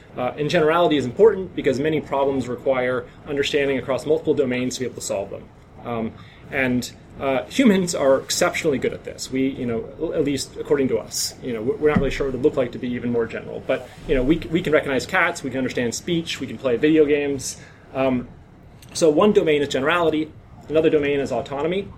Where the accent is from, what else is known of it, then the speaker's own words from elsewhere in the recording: North Dakota, United States; now in San Francisco, United States; I'm from North Dakota